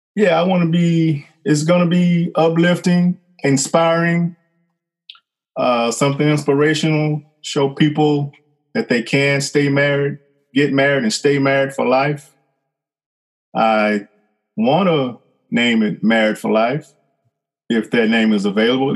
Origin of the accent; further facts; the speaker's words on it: Fort Worth, Texas, United States; moved away as an adult; now in Southwest Louisiana, United States; I am originally from Fort Worth, Texas. I lived there till 1993